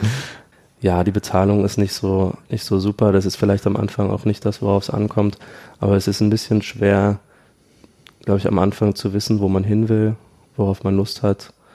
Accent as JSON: {"language": "German", "town": "Dresden", "region": "Saxony", "country": "Germany", "moved": "as an adult", "lives_now": "Berlin, Germany", "said": "Ich komme aus Dresden eigentlich, habe dann in Berlin 2012 angefangen"}